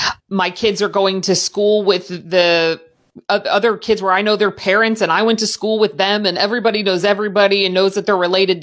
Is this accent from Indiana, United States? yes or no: yes; Southern Indiana, United States; I grew up in Southern Indiana, right across the bridge from Louisville